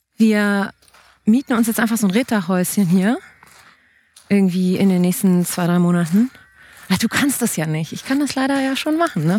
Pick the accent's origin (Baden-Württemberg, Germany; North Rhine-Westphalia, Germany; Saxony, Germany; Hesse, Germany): North Rhine-Westphalia, Germany; Cologne; accent: Kölsch; Mein kölschen Dialekt